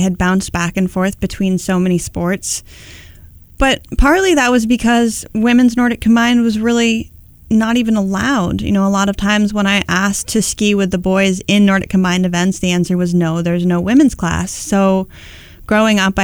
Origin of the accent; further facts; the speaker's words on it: Upper Valley, New Hampshire, United States; growing up in the Upper Valley